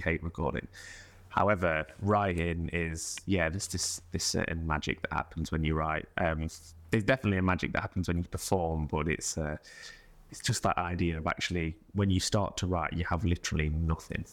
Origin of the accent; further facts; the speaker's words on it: Mansfield, East Midlands, United Kingdom; now in London, United Kingdom; I was, um, from Mansfield